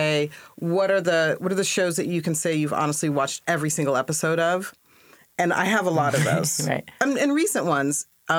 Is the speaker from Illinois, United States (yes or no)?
no; Washington, United States; also born or lived in New York; I was born in New York, and then we moved around a lot. Almost every 3 years, but we landed when I was 10 in Washington State. So I pretty much grew up from fifth grade through my undergrad years in Washington State.